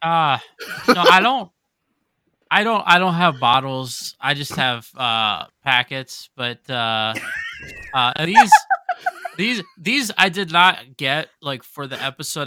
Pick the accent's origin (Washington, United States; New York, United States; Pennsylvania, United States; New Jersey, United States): Pennsylvania, United States; Pittsburgh; also born or lived in Japan; I'm from Pittsburgh